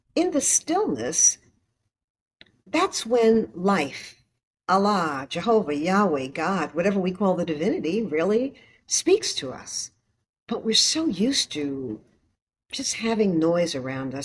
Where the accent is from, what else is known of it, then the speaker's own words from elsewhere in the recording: New York City, New York, United States; growing up in Harlem on 116th Street